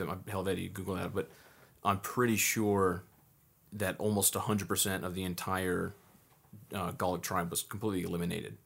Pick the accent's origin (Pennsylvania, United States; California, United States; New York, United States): California, United States; Southern; growing up in Southern California